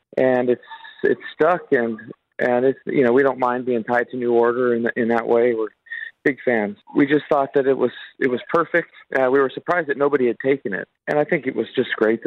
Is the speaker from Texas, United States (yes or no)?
no; Las Vegas, Nevada, United States; we come from Las Vegas